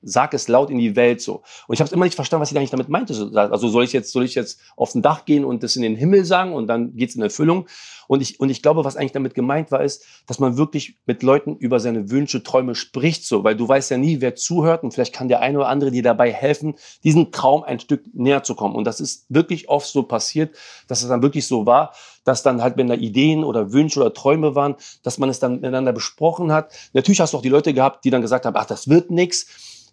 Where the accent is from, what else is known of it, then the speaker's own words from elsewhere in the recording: Berlin, Germany; German is a second language; also born or lived in Lebanon; Ich bin ja sieben Jahre alt, bin nach Berlin gekommen, wir sind aus dem Libanon geflüchtet